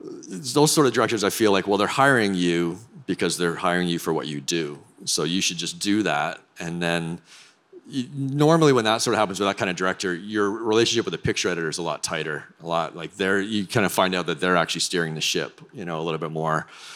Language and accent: English; Canada; So being Canadian